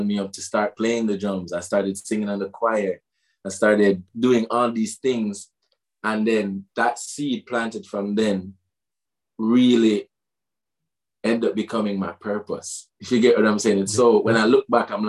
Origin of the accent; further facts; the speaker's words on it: Portmore, Saint Catherine, Jamaica; I'm from Jamaica specifically, and there's a place in Jamaica we call Gaza or Waterford